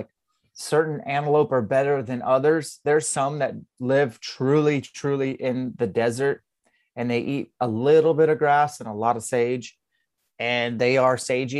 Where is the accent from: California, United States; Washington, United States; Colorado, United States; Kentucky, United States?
Washington, United States; Spokane; I'm from Spokane, Washington.